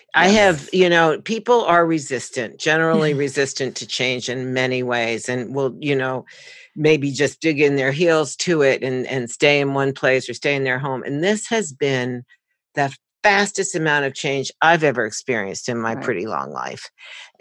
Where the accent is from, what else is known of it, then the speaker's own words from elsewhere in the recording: New York, United States; I was born and raised in New York